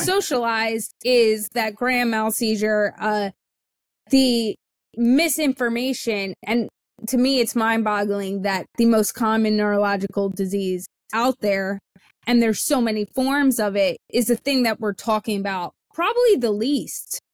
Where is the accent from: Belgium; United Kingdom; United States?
United States; the South; I was born in the South in the summer.